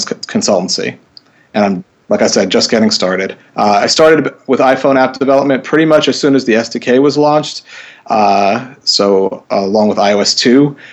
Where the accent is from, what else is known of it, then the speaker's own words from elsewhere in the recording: New York City, New York, United States; moved away as an adult; now in Northampton, United States; I grew up in New York City